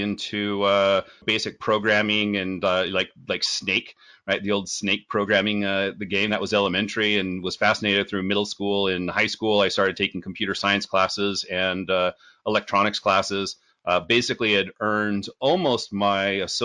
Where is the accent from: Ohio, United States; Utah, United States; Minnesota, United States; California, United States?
Utah, United States; Born and raised in Utah. And have lived here most of my life.